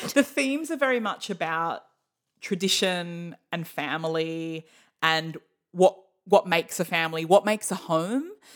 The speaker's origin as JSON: {"language": "English", "country": "Australia", "said": "I'm Australian for many generations"}